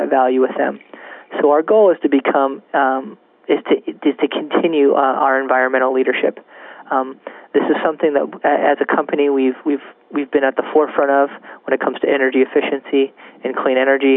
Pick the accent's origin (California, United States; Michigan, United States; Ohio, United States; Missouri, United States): California, United States; As a Californian